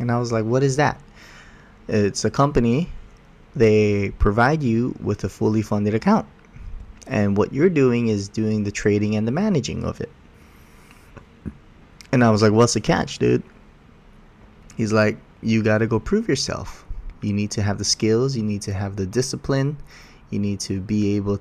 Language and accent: English; Oahu, Hawaii, United States; I'm from Oahu